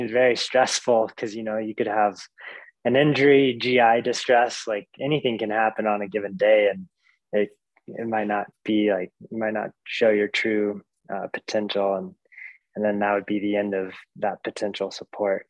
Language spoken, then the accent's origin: English; Fairbanks, Alaska, United States; now in Anchorage, United States; I grew up in Fairbanks, Alaska